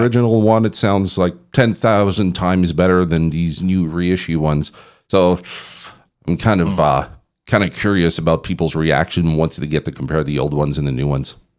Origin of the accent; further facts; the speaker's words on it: Canada; now in Belgium; I'm from Canada